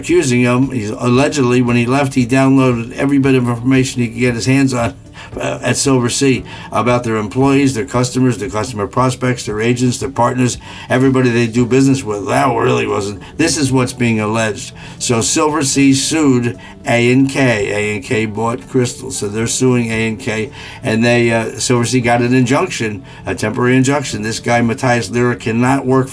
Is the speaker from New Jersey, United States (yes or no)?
yes; New Jersey, United States; I'm from Jersey. When you're from Jersey, you hear things.